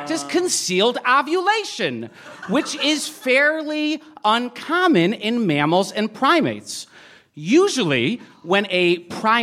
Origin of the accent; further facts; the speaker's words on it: Boston, Massachusetts, United States; moved away; I'm from Boston originally